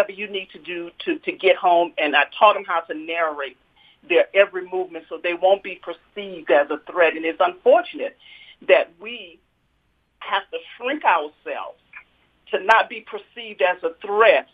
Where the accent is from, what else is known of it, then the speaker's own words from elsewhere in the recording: Louisiana, United States; also born or lived in Mississippi; now in Utah, United States; I grew up in Louisiana, and I went to school started out in school in Mississippi.